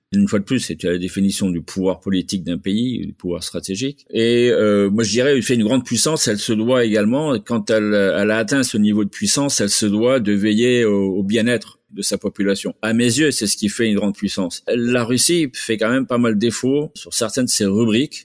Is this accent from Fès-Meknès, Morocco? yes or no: no; Azemmour, Casablanca-Settat, Morocco; also born or lived in El Jadida; now in Miami, United States; j'ai grandi euh, sur un domaine euh, agricole qui appartenait à notre famille. Euh, tout près à 5-6 km de Azmour